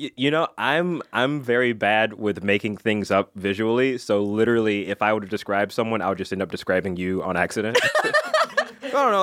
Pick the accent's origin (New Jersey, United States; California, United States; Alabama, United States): Alabama, United States; I went to school in Alabama.